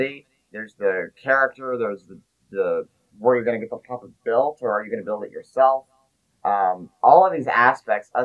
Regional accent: Dallas, Texas, United States; also born or lived in Plano, Texas / Frisco, Texas; I'm from Dallas, Texas. I live in the Plano, Frisco area.

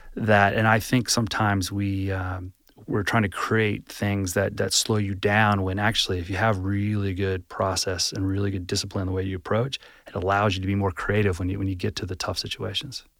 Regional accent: Atlanta, Georgia, United States; I actually grew up in Atlanta.

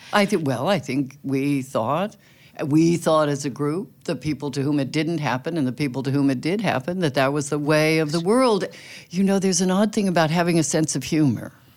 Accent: California, United States; now in Brooklyn, United States; I grew up in California

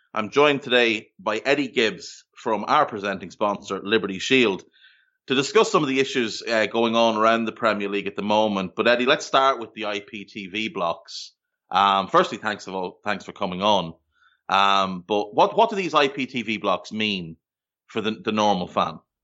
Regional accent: Ireland; moved away as an adult; also born or lived in Australia; now in Canada; growing up in Ireland, we had the exact same thing because most of our T V came from the U K

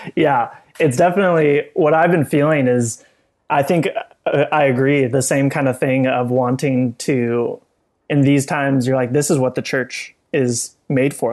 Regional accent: Orange County, California, United States; now in San Diego, United States; I grew up in Orange County

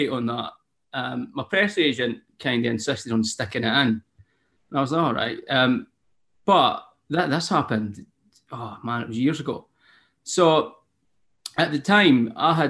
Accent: Scotland, United Kingdom; accent: Scottish; I'm a Scottish singer-songwriter.

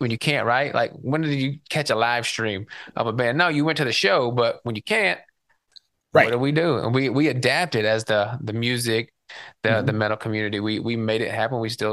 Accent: Tennessee, United States; growing up in Tennessee and being a country boy

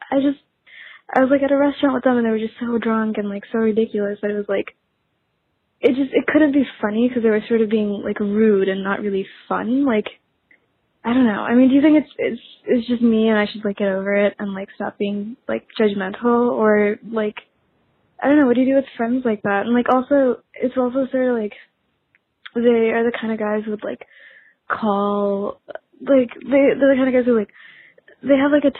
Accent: New Orleans, Louisiana, United States; I'm from New Orleans

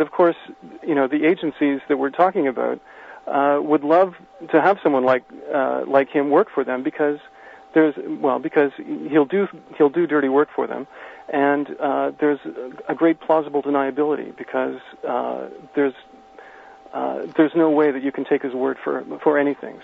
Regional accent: Canada; as a Canadian

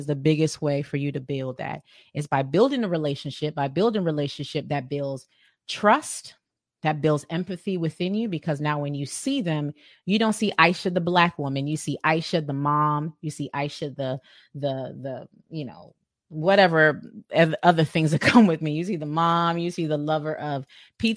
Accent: Sierra Leone; I'm from West Africa. I'm from Sierra Leone

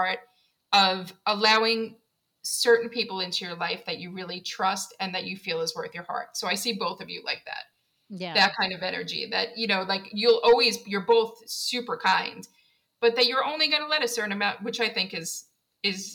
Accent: New York City, New York, United States; now in South Carolina, United States; I'm from Queens, New York

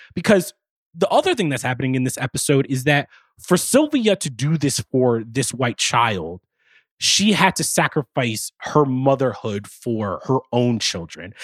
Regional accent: East Coast, United States; also born or lived in New York; I'm from the East Coast. I live in New York right now.

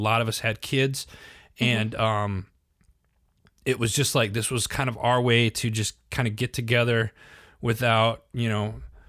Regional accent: Wisconsin, United States; I mean, hello, cheese. I'm from Wisconsin.

